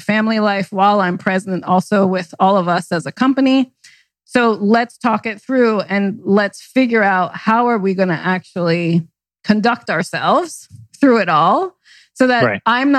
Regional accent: New York, United States; moved away; also born or lived in New Jersey / West Coast; I was born in Jersey and raised in New York

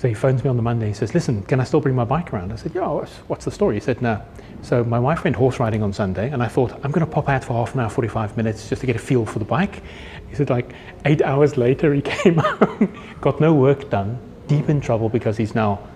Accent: Namibia; now in South Africa; I grew up in the Namib Desert, I grew up in Namibia, so I'm really comfortable in the dirt

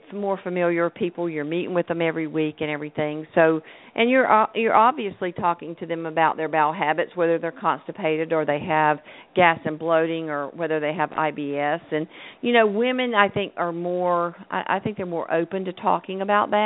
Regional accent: North Carolina, United States; moved away; I'm from North Carolina

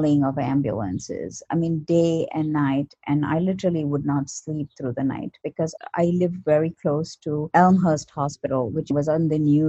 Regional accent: India; moved away as an adult; now in New York, United States; I was born in India and I came to the US in 1997 for grad school

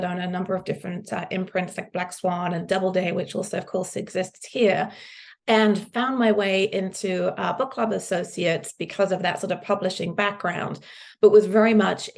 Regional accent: Suffolk, East of England, United Kingdom; moved away as an adult; now in United States; I grew up in the countryside in Suffolk

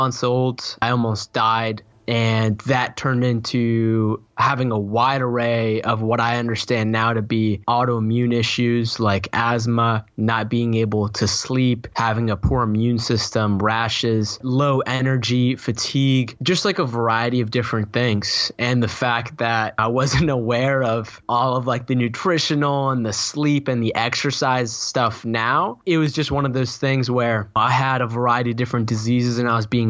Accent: Boston, Massachusetts, United States; I was born in Boston, Massachusetts, East Coast of the United States

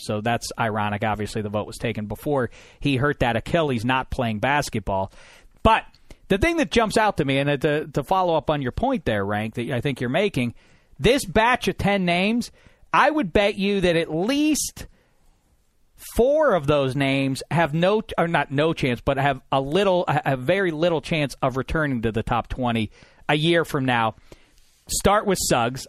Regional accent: Pittsburgh, Pennsylvania, United States; I'm from Pittsburgh, P

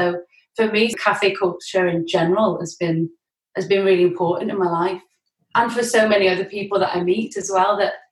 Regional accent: Worcestershire, West Midlands, United Kingdom; moved away as an adult; now in Liverpool, United Kingdom; Worcestershire in the West Midlands mm. on the River Severn. It's like a little town where it's good to grow up in and grow old

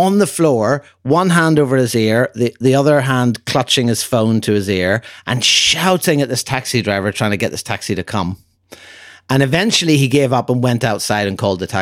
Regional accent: Ireland; where are you from? And I said, Ireland

